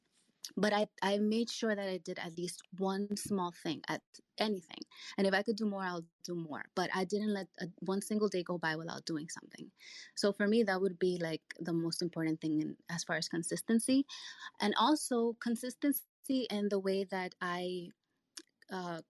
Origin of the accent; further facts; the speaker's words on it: New York City, New York, United States; also born or lived in Dominican Republic; I was born in the Dominican Republic and I came here when I was 6 years old with my family. I grew up in New York City